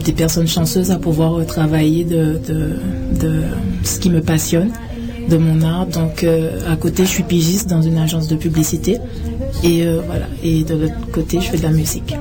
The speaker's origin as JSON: {"language": "French", "country": "Guadeloupe", "also_born_or_lived": "France / Paris", "moved": "yes", "lives_now": "Canada"}